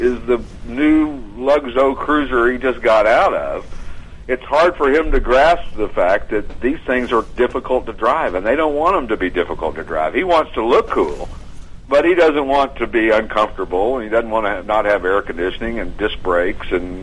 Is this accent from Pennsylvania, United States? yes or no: no; Knoxville, Tennessee, United States; I'm from Knoxville, Tennessee